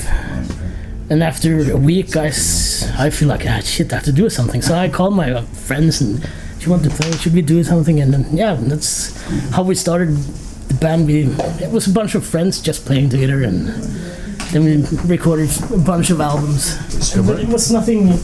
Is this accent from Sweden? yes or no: yes; Borlänge, Dalarna County, Sweden; I'm from Borlänge, Sweden